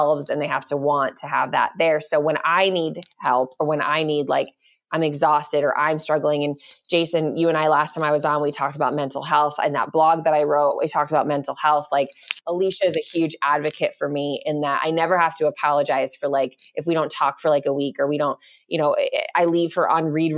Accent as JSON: {"language": "English", "town": "Tucson", "region": "Arizona", "country": "United States", "said": "I'm from Tucson, Arizona"}